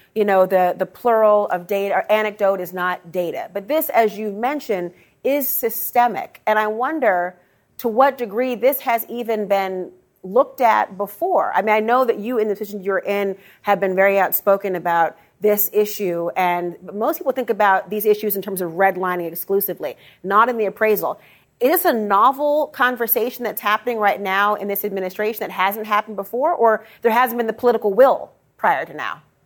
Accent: Minnesota, United States; I'm from Minnesota

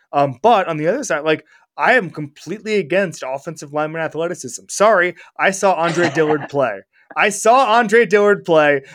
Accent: Orlando, Florida, United States; moved away; my hometown of Orlando, Florida

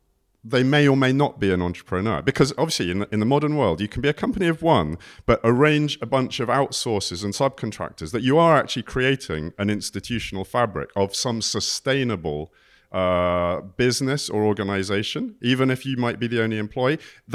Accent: South West England, United Kingdom; I grew up in Cornwall.

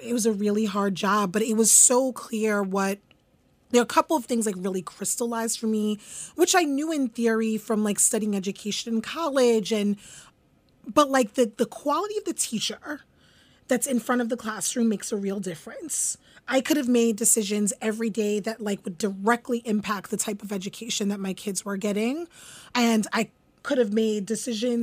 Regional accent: New York City, New York, United States; also born or lived in Concord, Massachusetts; I grew up in Canarsie, Brooklyn, East Flatbush in Canarsie, Brooklyn

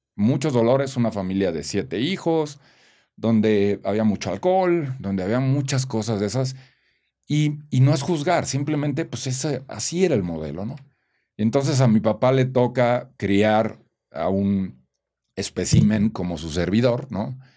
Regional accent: Celaya, Guanajuato, Mexico; nací en Celaya, Guanajuato, soy, vengo de una familia de provincia

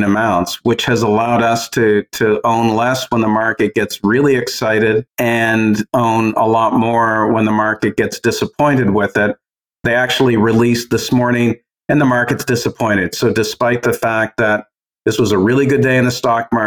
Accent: Canada; as a Canadian

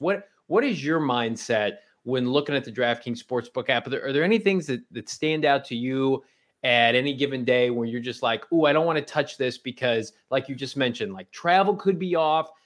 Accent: Illinois, United States; I grew up in Illinois

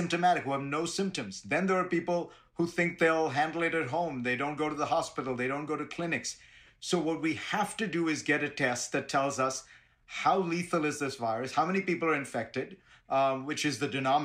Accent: Mumbai, Maharashtra, India; now in New York City, United States; I grew up in Bombay and now live in New York City

